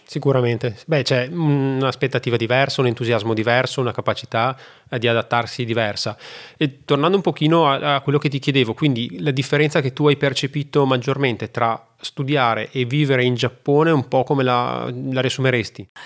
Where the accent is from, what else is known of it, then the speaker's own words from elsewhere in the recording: Italy; moved away as an adult; also born or lived in China; sono tornato poi nel mio paese